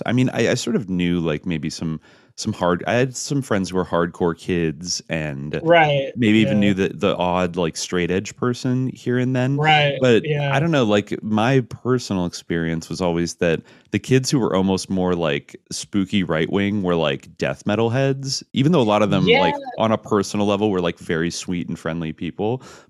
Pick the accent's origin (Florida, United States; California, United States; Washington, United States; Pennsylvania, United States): California, United States; the Bay Area; I grew up in the Bay Area, where you had like a certain strong punk scene, like Gilman Street and Berkeley.